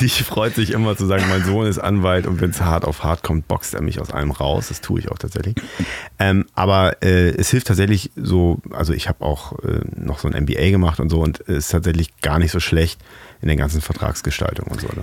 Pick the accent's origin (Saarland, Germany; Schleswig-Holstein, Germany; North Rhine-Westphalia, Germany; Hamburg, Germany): Hamburg, Germany; ich bin Hamburger